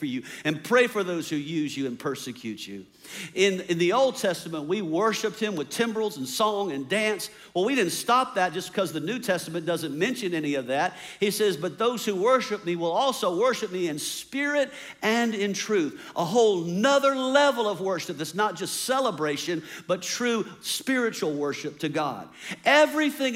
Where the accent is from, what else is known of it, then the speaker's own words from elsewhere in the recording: United States; as American independent people